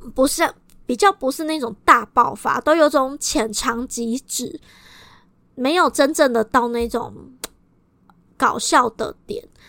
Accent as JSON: {"language": "Chinese", "region": "Kaohsiung", "country": "Taiwan", "said": "我们高雄人最爱分南北"}